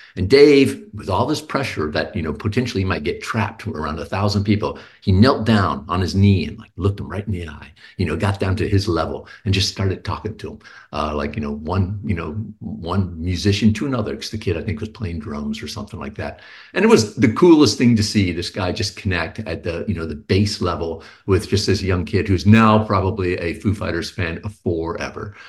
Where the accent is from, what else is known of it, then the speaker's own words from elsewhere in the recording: Houston, Texas, United States; now in Pleasanton, United States; I'm a Texan too